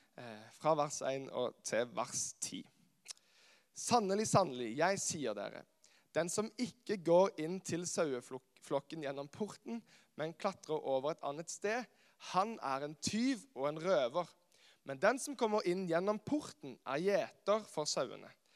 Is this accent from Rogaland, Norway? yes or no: yes; Karmøy, Rogaland, Norway; moved away as an adult; now in Kristiansand, Norway; Jeg er opprinnelig fra Karmøy, eh, som er på Vestlandet